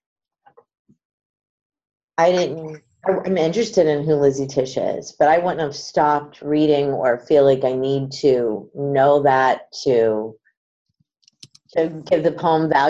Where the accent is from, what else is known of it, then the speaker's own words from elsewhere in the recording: Pittsburgh, Pennsylvania, United States; now in New Jersey, United States; I've lived in Jersey for a long time. I'm originally from Pittsburgh